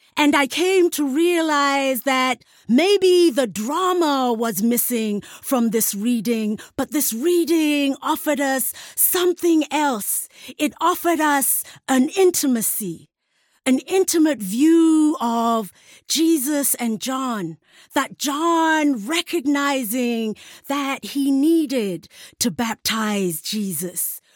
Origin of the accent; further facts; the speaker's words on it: South Africa; as a South African